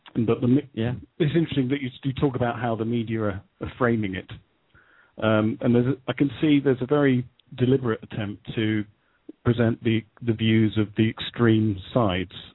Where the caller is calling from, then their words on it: United Kingdom; calling from Great Britain